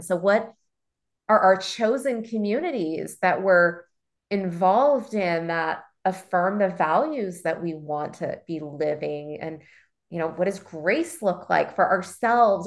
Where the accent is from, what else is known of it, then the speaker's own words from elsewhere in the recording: Baltimore, Maryland, United States; also born or lived in Chicago; I grew up in Baltimore